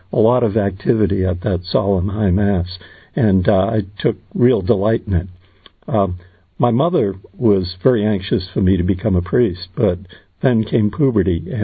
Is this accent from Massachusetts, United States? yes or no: yes; Boston, Massachusetts, United States; I grew up in the Boston area